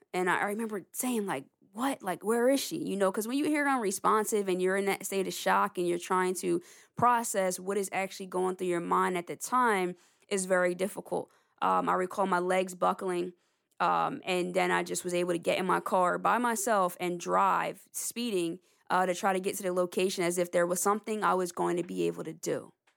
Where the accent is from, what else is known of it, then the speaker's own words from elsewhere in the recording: Lawnside, New Jersey, United States; I'm from the Lonside, New Jersey area